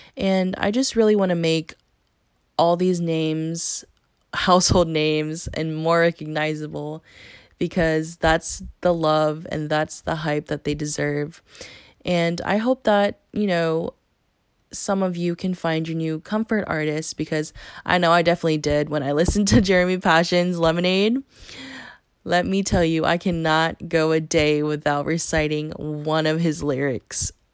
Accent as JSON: {"language": "English", "town": "Athens", "region": "Georgia", "country": "United States", "tie": "born or raised there", "said": "I grew up here uh, around the University of Georgia"}